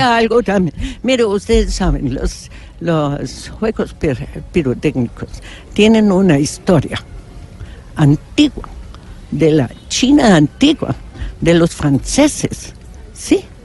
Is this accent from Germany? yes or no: yes; Germany; Spanish is a second language; moved away; yo soy alemana